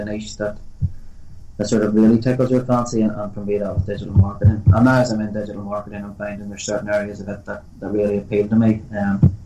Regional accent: Northern Ireland, United Kingdom; most young fellas growing up in Northern Ireland, kicking a ball around the streets

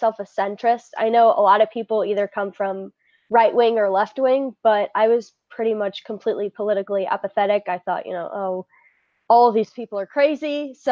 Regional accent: Midwest, United States; I am very Midwestern

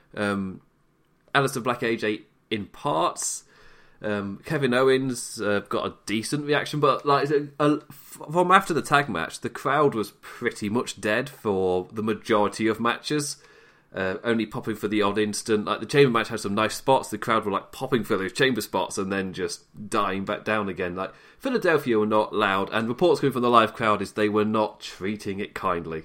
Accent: England, United Kingdom; I'm English

